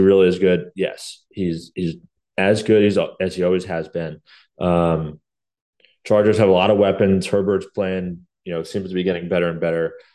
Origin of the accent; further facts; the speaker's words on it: New York, United States; as a New Yorker